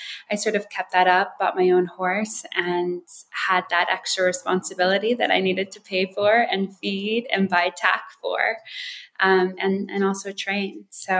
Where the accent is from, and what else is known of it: Wisconsin Dells, United States; born or raised there; also born or lived in Hawaii